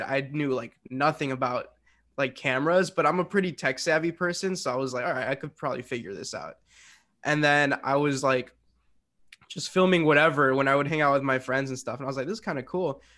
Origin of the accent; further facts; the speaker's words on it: Westchester, Illinois, United States; I am from Westchester, Illinois, which is a small little suburb